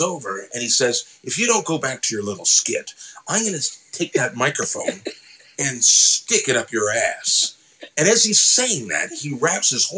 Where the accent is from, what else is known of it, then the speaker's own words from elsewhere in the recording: Woodstock, Ontario, Canada; I grew up in Woodstock, Ontario